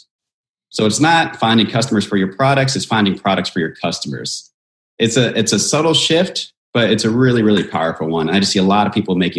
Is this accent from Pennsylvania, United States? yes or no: no; Virginia, United States; now in Southern California, United States; I grew up in Virginia